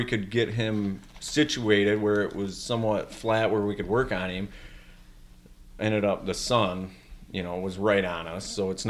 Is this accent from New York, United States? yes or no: no; Michigan, United States; we're from Michigan.